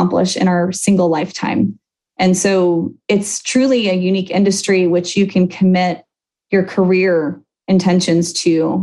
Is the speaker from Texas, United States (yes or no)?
no; Chicago, Illinois, United States; I grew up outside Chicago